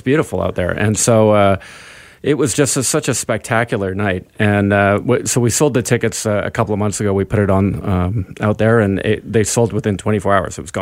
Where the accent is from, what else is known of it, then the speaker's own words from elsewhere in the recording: Vancouver, British Columbia, Canada; being Canadian and, and, and being from Vancouver.